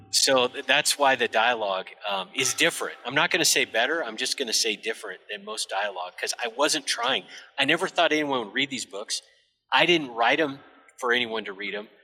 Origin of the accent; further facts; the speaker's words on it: United States; I grew up by the Canadian border, so I'm I'm functionally Canadian